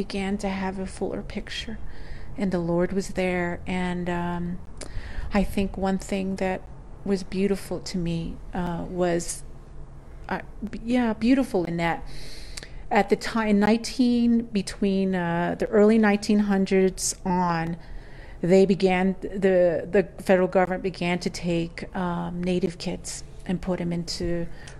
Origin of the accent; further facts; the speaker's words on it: United States; growing up on the Navajo Nation with the schooling that I got